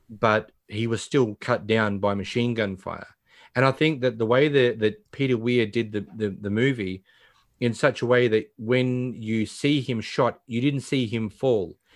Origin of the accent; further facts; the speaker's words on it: Australia; being an Australian